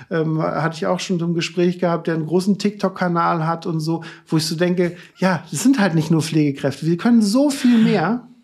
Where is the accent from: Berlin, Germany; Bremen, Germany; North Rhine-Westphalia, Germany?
North Rhine-Westphalia, Germany; Cologne; Ich komme aus Köln, 20 Minuten von Brühl entfernt